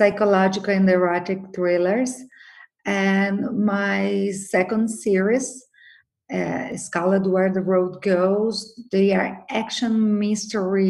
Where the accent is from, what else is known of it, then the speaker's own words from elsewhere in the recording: Brazil; also born or lived in Brasilia; I'm from Brazil. I was born in Brazil. I live in Brasilia.